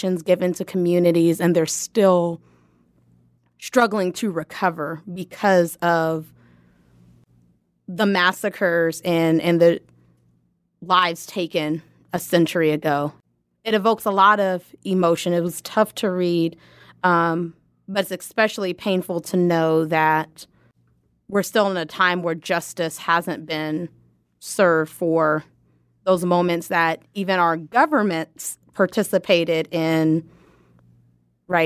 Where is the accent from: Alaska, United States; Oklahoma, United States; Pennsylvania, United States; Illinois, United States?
Oklahoma, United States; Lawton; I grew up in Lawton and attended Lawton Public Schools